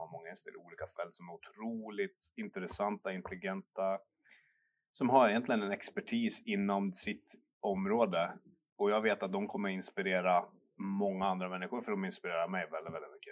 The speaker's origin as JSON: {"language": "Swedish", "town": "Gävle", "region": "Gävleborg County", "country": "Sweden", "moved": "as an adult", "lives_now": "Oslo, Norway", "said": "är från Gävle"}